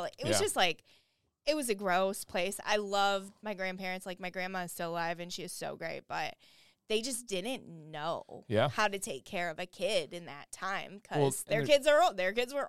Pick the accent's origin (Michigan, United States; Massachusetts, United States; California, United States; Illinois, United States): Michigan, United States; Flint; I lived about half of my childhood in Flint, Michigan.